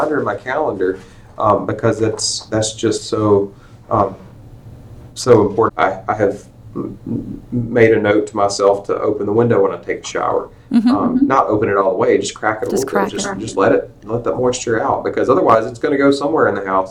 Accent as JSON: {"language": "English", "area": "Rankin County", "region": "Mississippi", "country": "United States", "tie": "born or raised there", "said": "I grew up down in Rankin County in the Southern Pine Electric Power Association"}